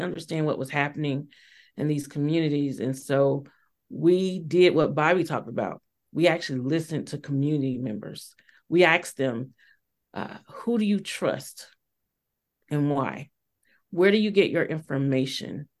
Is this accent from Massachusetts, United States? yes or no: no; Georgia, United States; moved away as an adult; when I got back to my home state of Georgia in 2016